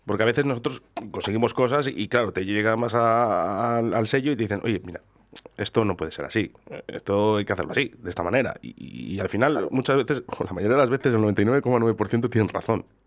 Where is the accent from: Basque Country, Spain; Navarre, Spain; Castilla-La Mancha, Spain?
Basque Country, Spain; Durango area; los que somos de Durango, de Yurreta, de Zaldívar